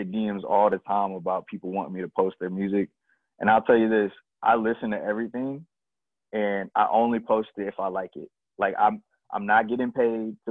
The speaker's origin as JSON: {"language": "English", "town": "Columbia", "region": "South Carolina", "country": "United States", "said": "I'm from Columbia, South Carolina."}